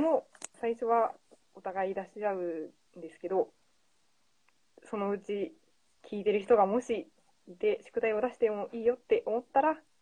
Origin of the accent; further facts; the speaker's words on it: Fukuoka, Japan; moved away; 出身が福岡です